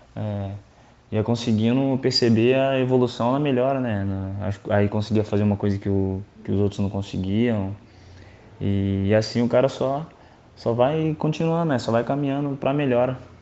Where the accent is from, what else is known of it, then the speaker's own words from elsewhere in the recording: Bebedouro, São Paulo, Brazil; moved away; na minha cidade natal, Bebedouro.